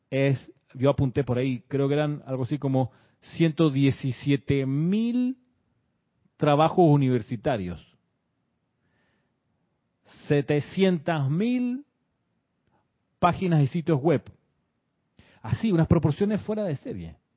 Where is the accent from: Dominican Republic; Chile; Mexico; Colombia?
Chile; accent: Chilean; la persona escuchaba mi acento chileno, hoy no es tan chileno, según me, decía una persona, pero bueno, en ese entonces, muchos años atrás, mi acento era más obviamente chileno.